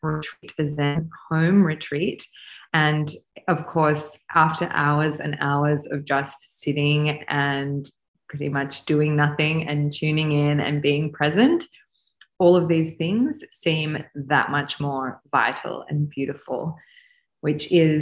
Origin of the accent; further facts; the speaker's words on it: Australia; also born or lived in France / India; I am an Australian woman with an Eastern European background.